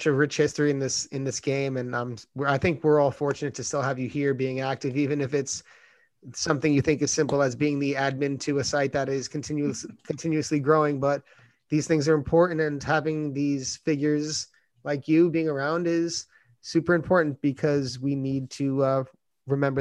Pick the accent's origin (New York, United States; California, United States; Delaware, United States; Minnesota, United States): New York, United States; as a New Yorker